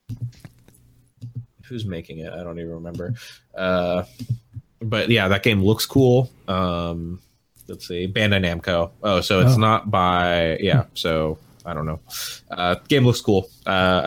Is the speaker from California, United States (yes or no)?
no; Pacific Northwest, Oregon, United States; the Pacific Northwest where I'm from